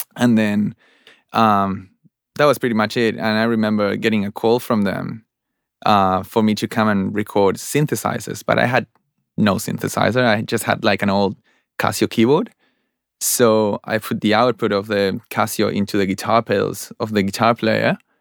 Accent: Buenos Aires, Argentina; moved away as an adult; now in Australia; I'm from Argentina, Buenos Aires, Argentina, and I came to Australia four years ago

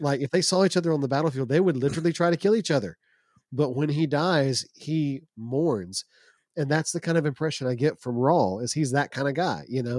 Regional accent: United States; As an American

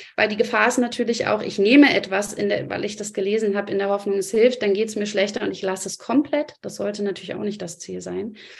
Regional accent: Germany; bei uns in Deutschland

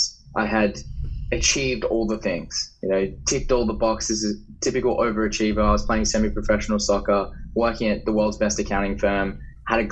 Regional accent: Perth, Western Australia, Australia; I'm from Western Australia. I grew up in Perth

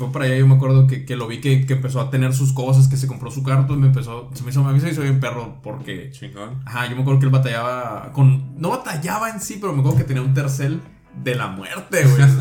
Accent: Mexico; Soy mexicano, de vacaciones.

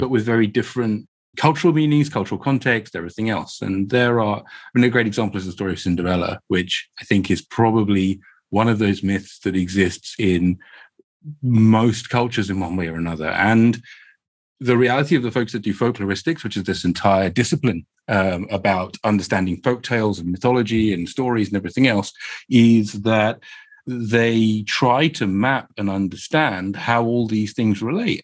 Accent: Croydon, London, United Kingdom; I can tell by my accent, they grew up in, in sunny Croydon

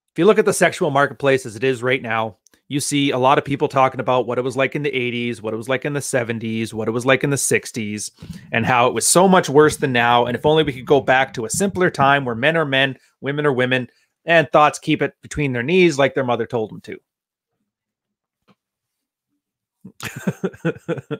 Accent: Canada; I'm Canadian

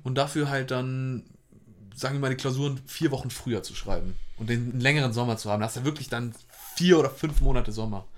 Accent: Hamburg, Germany; ich komme auch aus Hamburg

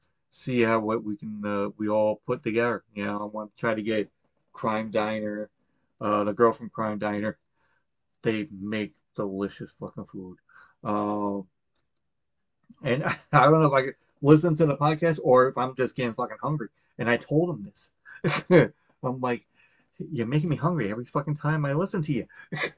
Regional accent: Long Island, New York, United States; But then I tried to do it when I got back to Long Island. I'm like, hey, I'm from Long Island.

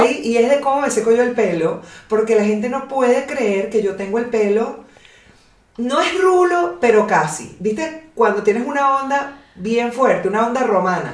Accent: Caracas, Capital District, Venezuela; now in Pilar, Argentina; vengo de Caracas

